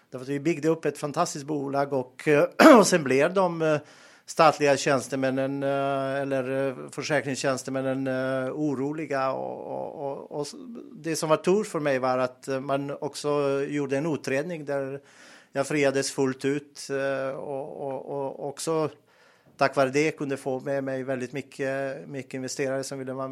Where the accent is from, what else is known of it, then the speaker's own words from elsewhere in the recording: Montenegro; Swedish is a second language; moved away as an adult; also born or lived in Bosnia; now in Sweden; jag är född och uppväxt i Montenegro och eh, var och bodde i Bosnien. Jag, när jag var ung flyttade jag.